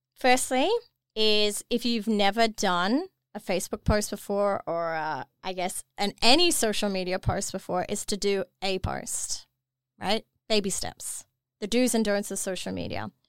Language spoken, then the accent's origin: English; Dubai, United Arab Emirates; moved away as an adult; I was born and raised in Dubai